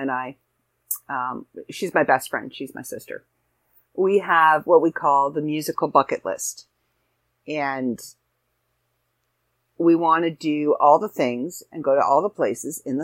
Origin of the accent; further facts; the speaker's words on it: Canada; brethren in being Canadian